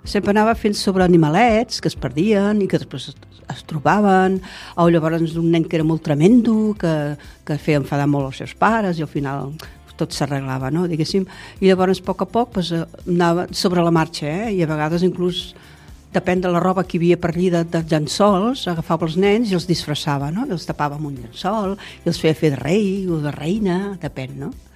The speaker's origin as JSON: {"language": "Catalan", "town": "Tarragona", "region": "Catalonia", "country": "Spain", "tie": "born or raised there", "moved": "as an adult", "lives_now": "Altafulla, Spain", "said": "jo soc de Tarragona, nascuda aquí, i, i tota la vida que he viscut aquí"}